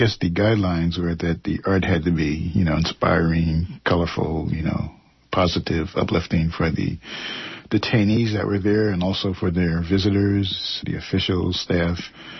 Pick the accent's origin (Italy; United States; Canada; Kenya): United States; East Coast; moved away as an adult; also born or lived in New York; now in Oakland, United States; Originally, I'm from the East Coast. Attended Pratt Institute in Brooklyn, New York.